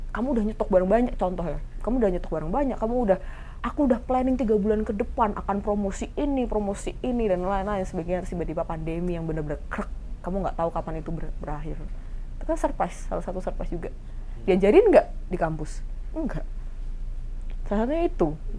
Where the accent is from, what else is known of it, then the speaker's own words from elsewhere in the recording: Semarang, Central Java, Indonesia; moved away as an adult; also born or lived in Surabaya; saya kan dari Semarang terus pindah ke Surabaya masuk kuliahan